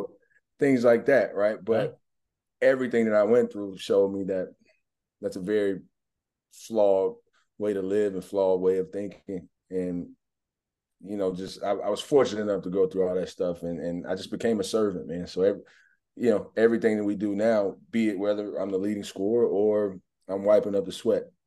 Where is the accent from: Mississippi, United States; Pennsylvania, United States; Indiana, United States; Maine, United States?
Mississippi, United States; moved away as an adult; also born or lived in Atlanta, Georgia; now in Omaha, United States; I grew up in Mississippi